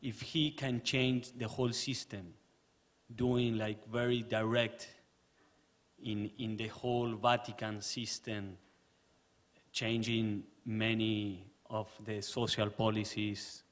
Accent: Argentina; moved away; I'm from Argentina.

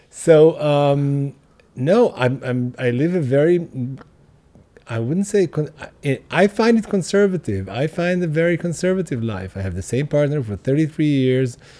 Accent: Hadera, Haifa District, Israel; moved away as an adult; also born or lived in Tel Aviv; I grew up in Khadera

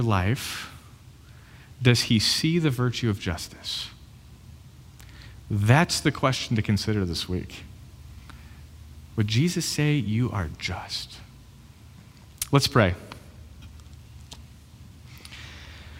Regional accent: United States; I'm an American

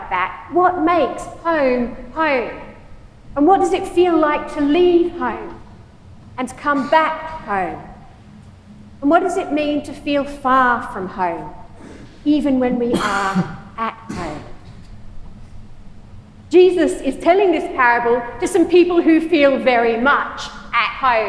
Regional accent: Australia; also born or lived in United Kingdom / United States; now in Michigan, United States; Is home Australia, where I was born and brought up

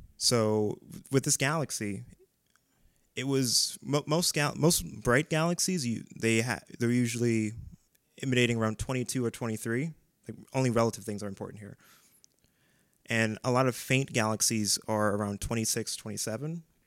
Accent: Strongsville, Ohio, United States; also born or lived in Maple Heights, Ohio; I'm originally from Maple Heights, but we moved to Strongsville

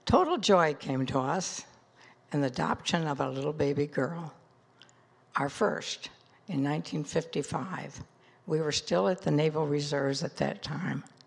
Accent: Des Moines, Iowa, United States; I was born in Des Moines, Iowa in nineteen thirty

